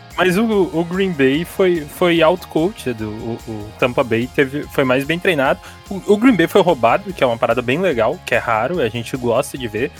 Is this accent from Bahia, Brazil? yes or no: no; Rio Grande do Sul, Brazil; eu sou gaúcho